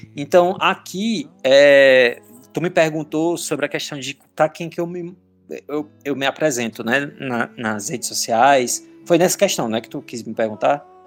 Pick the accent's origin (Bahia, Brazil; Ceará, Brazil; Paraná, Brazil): Ceará, Brazil; Maranguape; moved away as an adult; now in Argentina; Eu sou cearense, eu sou um aranguapense